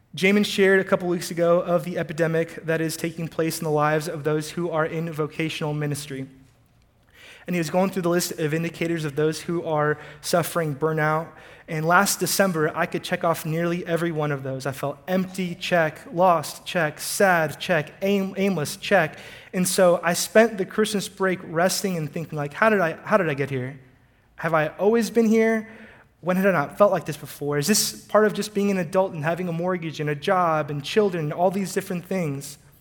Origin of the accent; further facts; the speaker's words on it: College Station, Texas, United States; also born or lived in Houston, Texas; I was born in Houston, but I was raised in College Station, Texas